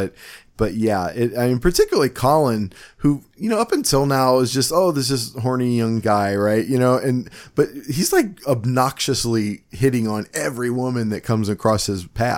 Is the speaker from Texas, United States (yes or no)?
no; Cleveland, Ohio, United States; accent: Cleveland; my Cleveland accent